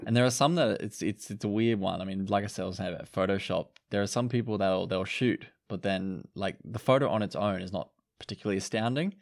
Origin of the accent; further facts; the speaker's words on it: Cairns, Queensland, Australia; I'm being from Cairns.